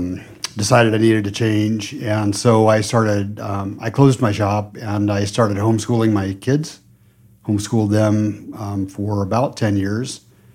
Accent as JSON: {"language": "English", "area": "north of Denver", "region": "Colorado", "country": "United States", "said": "I'm from Colorado, north of Denver."}